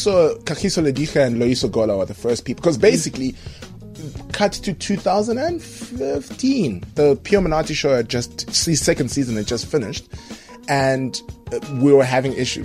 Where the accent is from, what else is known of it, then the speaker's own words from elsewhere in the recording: Zimbabwe; moved away; I went to a very good sort of private school in Zim, and I was playing rugby